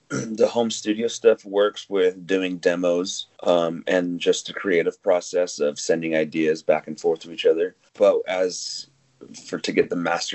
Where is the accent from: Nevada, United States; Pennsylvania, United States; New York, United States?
Nevada, United States; Las Vegas; You know, Jake and I came from Vegas. We moved out here, you know, hopped into a boxcar, headed to the West Coast.